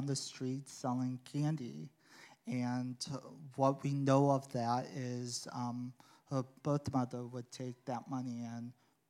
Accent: Sioux City, Iowa, United States; Yeah. It was very different. It was difficult living there. I wasn't like everyone else in my family. Being Korean, I wasn't colored skin like everyone else.

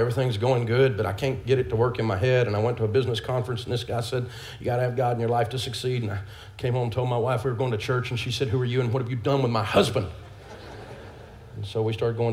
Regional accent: Nashville, Tennessee, United States; born or raised there

